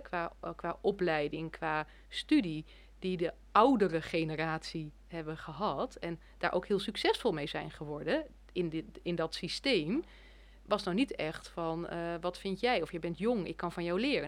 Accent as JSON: {"language": "Dutch", "country": "Netherlands"}